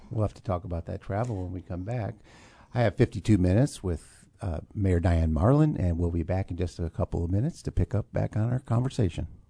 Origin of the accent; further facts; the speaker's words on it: Urbana, Illinois, United States; now in Champaign, United States; I have an affinity for Urbana, um, growing up there